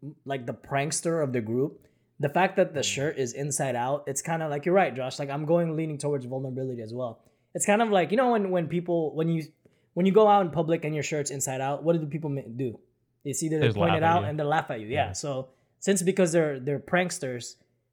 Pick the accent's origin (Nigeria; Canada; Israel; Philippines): Philippines; moved away; when I was growing up in the Philippines